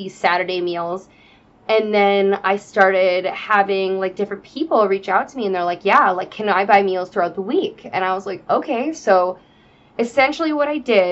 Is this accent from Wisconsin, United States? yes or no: yes; Wisconsin, United States; moved away; I'm from Wisconsin